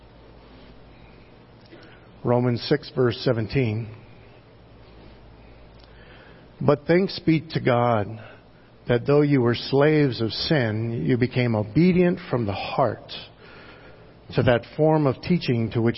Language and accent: English; United States; as an American Christian